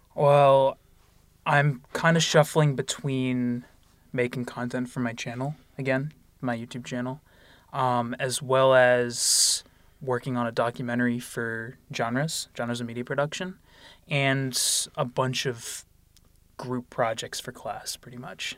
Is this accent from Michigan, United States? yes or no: no; Lansdale, Pennsylvania, United States; I'm from Lansdale, Pennsylvania. That's about forty minutes north of Philadelphia. Um, I went to North Penn High School